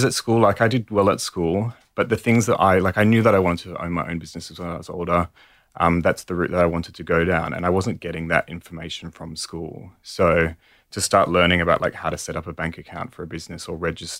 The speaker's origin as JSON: {"language": "English", "town": "Perth", "region": "Western Australia", "country": "Australia", "also_born_or_lived": "Paris, France", "moved": "yes", "said": "I'm from Perth originally, the other side of the country."}